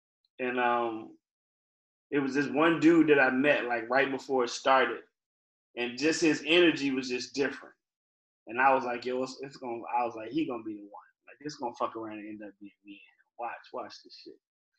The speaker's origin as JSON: {"language": "English", "region": "Virginia", "country": "United States", "said": "So I didn't sound like I was from Virginia, but I wanted people to know, like, you know, we got a hip-hop scene here too."}